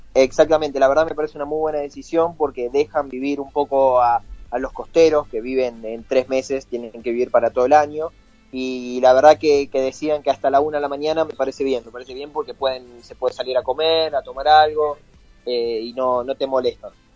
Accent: Merlo, Buenos Aires Province, Argentina; uno le dice que de Merlo

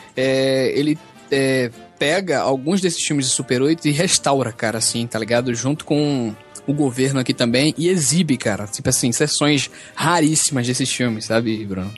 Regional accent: Recife, Pernambuco, Brazil; aqui em Recife, né, na minha terra

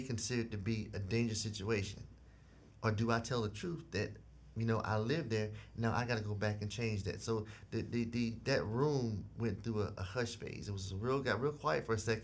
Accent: South Carolina, United States; moved away; I grew up in South Carolina in a unique community

